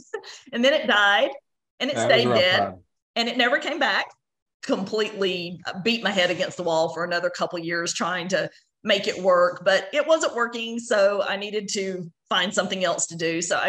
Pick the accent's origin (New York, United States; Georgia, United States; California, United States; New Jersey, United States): Georgia, United States; Athens; moved away as an adult; also born or lived in Knoxville, Tennessee; now in Dripping Springs, United States; I was born and raised in Athens, Georgia, and I went to the University of Georgia both for my undergraduate and graduate degrees.